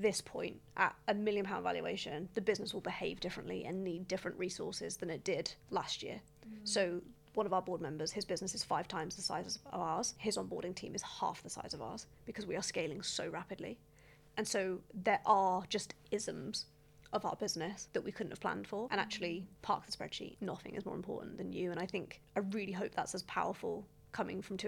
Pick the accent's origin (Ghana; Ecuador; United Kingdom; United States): United Kingdom; as British business owners